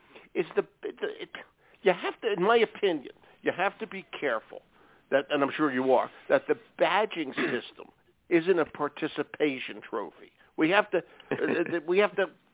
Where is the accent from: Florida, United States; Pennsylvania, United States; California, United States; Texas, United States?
Pennsylvania, United States; Philadelphia; I'm from Philadelphia